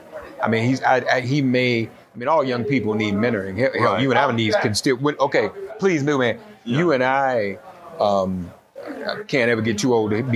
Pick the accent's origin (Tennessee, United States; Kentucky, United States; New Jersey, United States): Tennessee, United States; Nashville; moved away as an adult; also born or lived in Pittsburgh; I grew up in Nashville. In Nashville originally. And Nashville, I left Nashville 40 years ago.